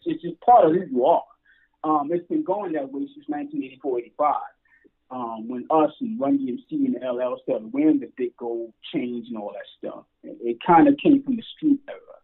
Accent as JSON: {"language": "English", "town": "New York City", "region": "New York", "country": "United States", "said": "We're from Brooklyn"}